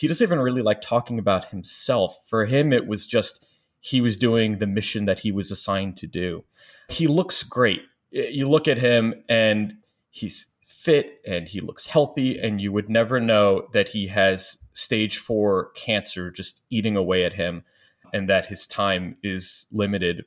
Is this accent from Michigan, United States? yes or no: no; Long Island, New York, United States; moved away; also born or lived in Florida / Missouri / Bronx; I grew up in Long Island